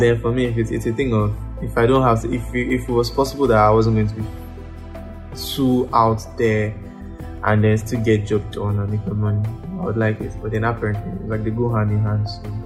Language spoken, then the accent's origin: English; Ikorodu, Lagos, Nigeria; also born or lived in Osun State; I grew up in Ikorodu. Now I started my life in Ikorodu.